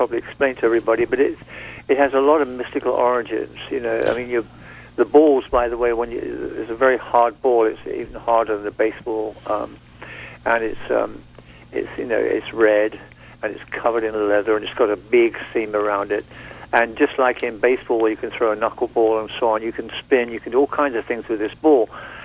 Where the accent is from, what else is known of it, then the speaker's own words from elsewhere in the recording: Surrey, South East England, United Kingdom; where I grew up in England, in Surrey, on the Kent-Surrey border, just south of England, south of London